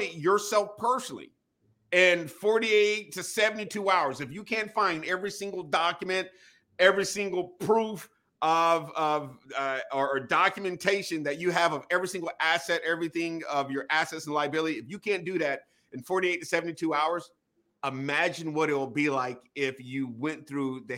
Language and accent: English; Wilmington, North Carolina, United States; moved away as an adult; also born or lived in Northern Virginia; Born and raised in Wilmington, North Carolina